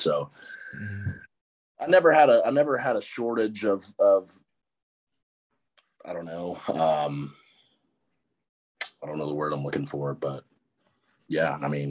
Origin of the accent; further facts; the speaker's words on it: Texarkana, United States; I enjoyed it, you know. My parents have been married for they've been together for 25 years, so that's always been nice. My grandparents live right next to us.